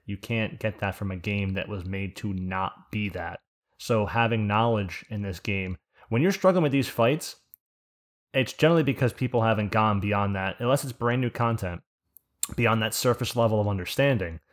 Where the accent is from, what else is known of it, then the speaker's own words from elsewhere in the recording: New Jersey, United States; accent: Jersey; my accent by calling it a Jew-Z accent